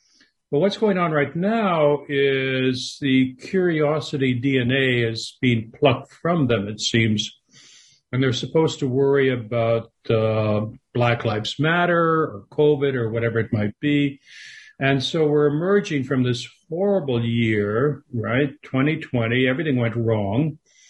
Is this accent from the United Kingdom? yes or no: no; Canada; because I grew up in Canada. I lived there for most of my life.